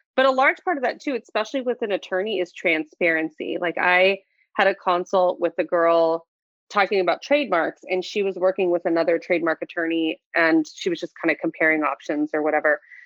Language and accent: English; Santa Barbara, California, United States; I was born and raised in Santa Barbara